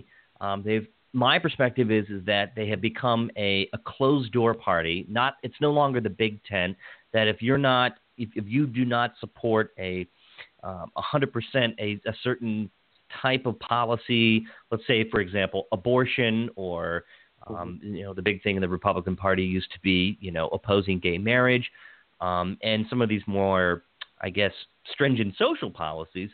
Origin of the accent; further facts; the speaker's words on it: Washington County, Maryland, United States; I grew up in Washington County